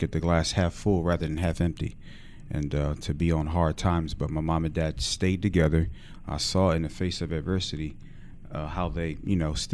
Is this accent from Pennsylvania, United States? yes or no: yes; Philadelphia, Pennsylvania, United States; also born or lived in Coatesville, Pennsylvania; I'm from West Philly.